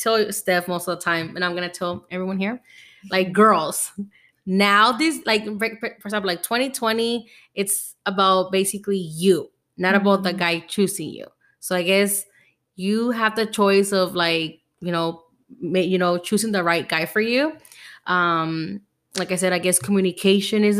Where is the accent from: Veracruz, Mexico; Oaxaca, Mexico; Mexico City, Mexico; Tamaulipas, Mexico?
Veracruz, Mexico; now in United States; I was born in Veracruz